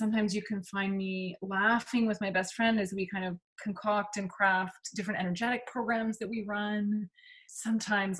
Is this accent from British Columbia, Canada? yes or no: yes; Vancouver, British Columbia, Canada; also born or lived in California; now in Bainbridge Island, United States; I grew up in Vancouver